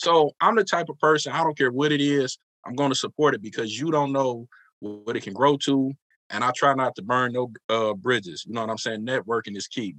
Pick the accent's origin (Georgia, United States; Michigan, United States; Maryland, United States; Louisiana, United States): Michigan, United States; Detroit; We're all from Detroit.